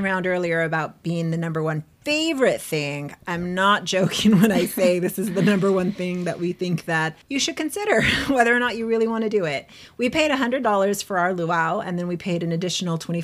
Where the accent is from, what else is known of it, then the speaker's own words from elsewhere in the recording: San Diego, California, United States; we are from San Diego